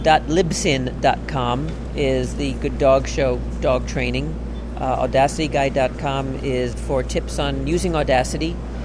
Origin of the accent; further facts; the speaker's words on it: Brooklyn, New York, United States; born there; also born or lived in Chicago; Well, I was born in Brooklyn, so this is what I really sound like.